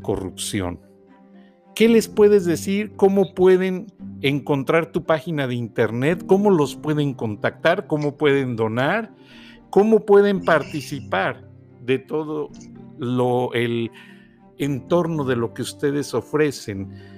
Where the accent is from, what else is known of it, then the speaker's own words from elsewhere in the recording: Mexico; como mexicano